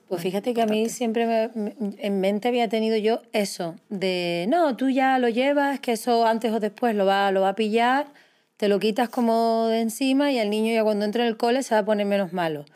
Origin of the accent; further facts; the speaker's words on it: Canary Islands, Spain; yo tiro para mi tierra